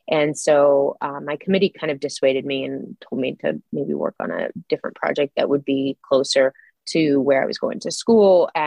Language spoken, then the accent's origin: English; Idaho, United States; Oh, uh, so I grew up in the 80s and 90s. I graduated in 99. At that time, uh, we were pretty economically depressed here.